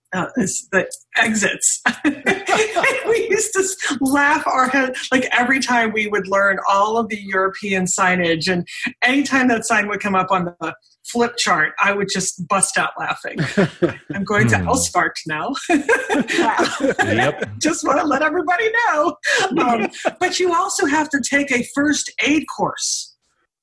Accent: Germany; moved away; I grew up in Germany

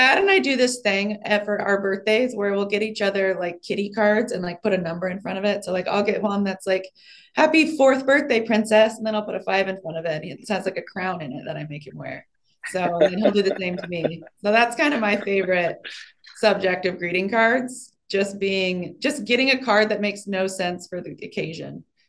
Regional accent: Kansas City, Missouri, United States; No, it was Kansas City.

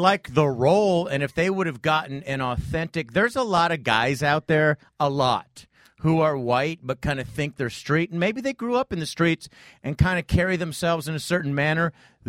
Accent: Torrey Pines, California, United States; I grew up in Torrey Pines.

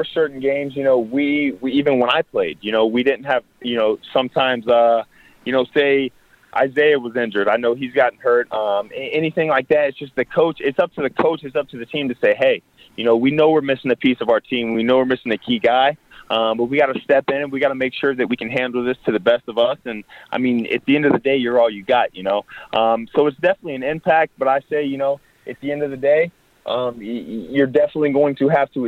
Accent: North Port, Florida, United States; I moved back down to my hometown of Northport, Florida.

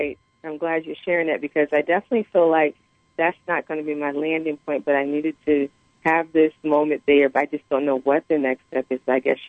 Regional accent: East Coast, United States; now in Mission Hills, United States; I live on the West Coast, but I'm from the East Coast.

